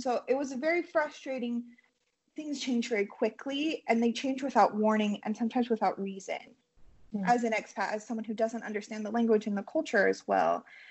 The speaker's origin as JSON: {"language": "English", "region": "Utah", "country": "United States", "moved": "as an adult", "lives_now": "Tirana, Albania", "said": "we're from Utah."}